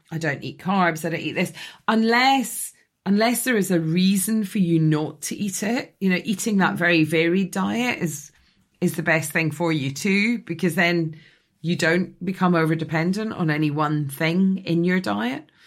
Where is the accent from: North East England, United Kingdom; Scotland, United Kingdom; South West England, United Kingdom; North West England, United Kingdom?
Scotland, United Kingdom; now in London, United Kingdom; I grew up in Scotland in a house in a village